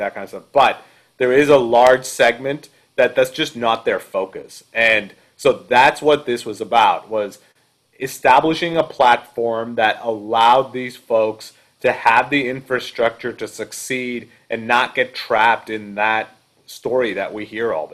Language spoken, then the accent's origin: English; Canada; now in United States; I grew up in Canada